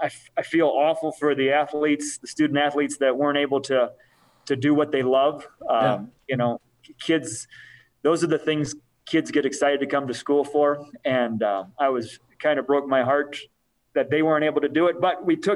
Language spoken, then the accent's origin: English; Rockford, Illinois, United States; also born or lived in Pennsylvania; We moved here from Pennsylvania when he got a job there. We lived in Rockford. I went to high school in Rockford